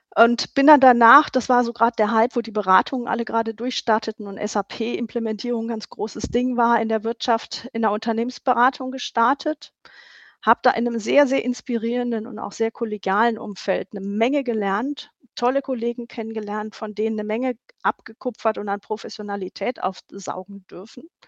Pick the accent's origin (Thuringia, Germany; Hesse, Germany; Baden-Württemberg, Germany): Baden-Württemberg, Germany; Stuttgart; moved away as an adult; now in North Rhine-Westphalia, Germany; Ich bin in Stuttgart aufgewachsen